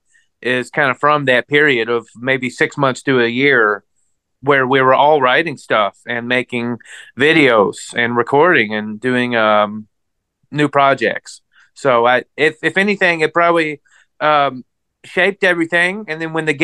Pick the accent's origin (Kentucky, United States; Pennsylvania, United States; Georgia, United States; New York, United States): Kentucky, United States; Louisville; now in Dallas, United States; I was born and raised in Louisville, Kentucky